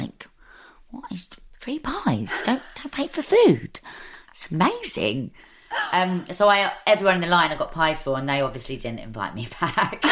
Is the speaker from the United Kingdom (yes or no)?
yes; London, United Kingdom; moved away as an adult; I was born in Camden. I'm an East London girl, really